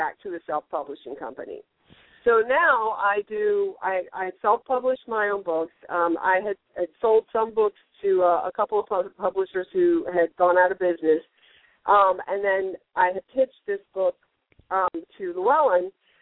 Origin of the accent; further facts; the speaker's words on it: the Bible Belt, the South, United States; also born or lived in North Carolina; now in Florida, United States; I grew up in the Bible Belt